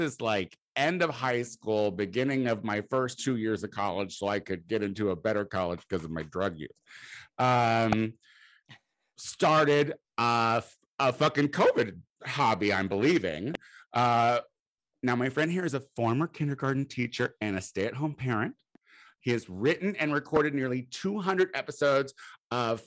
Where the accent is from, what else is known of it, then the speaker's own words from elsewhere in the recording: Clinton, Illinois, United States; I'm from Clinton.